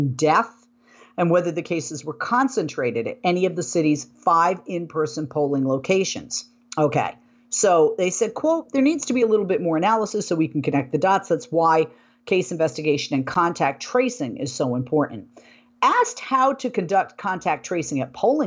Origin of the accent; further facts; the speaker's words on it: Boston, Massachusetts, United States; moved away; where I grew up in the Boston area in Massachusetts